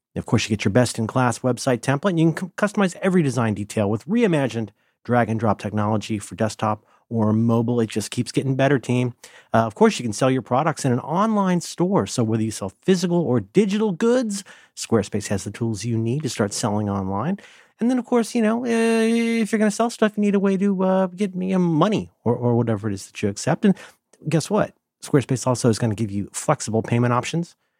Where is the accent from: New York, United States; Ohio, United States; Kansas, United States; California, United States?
Ohio, United States; I'm from Ohio